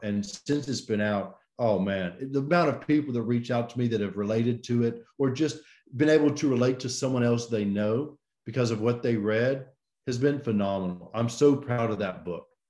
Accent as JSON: {"language": "English", "town": "Birmingham", "region": "Alabama", "country": "United States", "tie": "born or raised there", "said": "I'm from Birmingham, Alabama. This is where I grew up"}